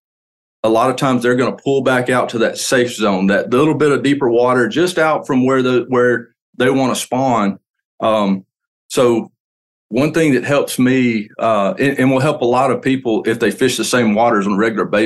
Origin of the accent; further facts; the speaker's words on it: Lake Martin, Alabama, United States; I grew up on Lake Martin